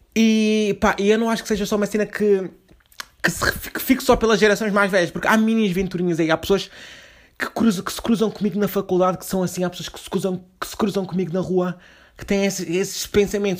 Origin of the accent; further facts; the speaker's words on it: Lisbon, Portugal; Nós somos de Lisboa